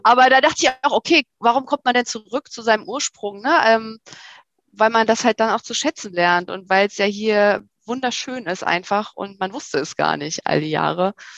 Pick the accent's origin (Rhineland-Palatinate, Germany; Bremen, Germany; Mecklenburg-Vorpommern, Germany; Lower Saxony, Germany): Mecklenburg-Vorpommern, Germany; Rostock; moved away as an adult; also born or lived in Berlin; Also ich komme aus Rostock-Evershagen, Plattenbausiedlung in der Nähe von Rostock-Lichtenhagen